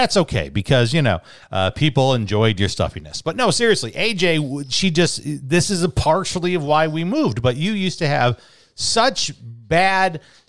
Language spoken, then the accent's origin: English; Chicago, Illinois, United States; now in Arizona, United States; A radio station I grew up listening to in Chicago, B96.